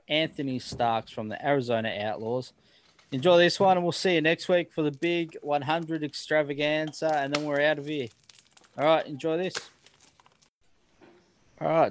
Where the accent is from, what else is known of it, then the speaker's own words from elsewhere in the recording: Australia; we grew up in Australia playing Aussie rules